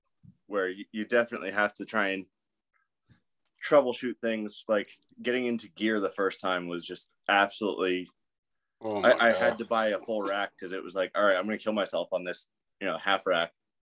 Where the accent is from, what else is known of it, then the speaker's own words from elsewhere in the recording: Connecticut, United States; Yeah, so I'm up in northern Connecticut. I'm like half hour from Lightning Fitness.